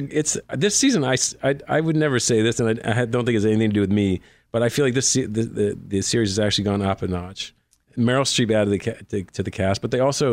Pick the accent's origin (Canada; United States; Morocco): Canada; Nova Scotia; I grew up in Nova Scotia, Far East Coast.